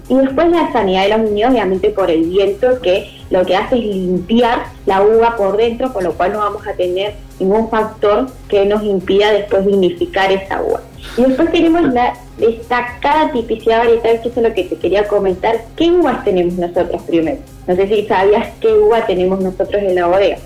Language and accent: Spanish; Cipolletti, Río Negro, Argentina; yo soy de Chipoletti